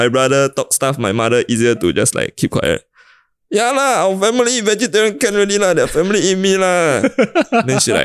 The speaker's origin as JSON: {"language": "English", "country": "Singapore", "tie": "born or raised there", "said": "I grew up in Singapore"}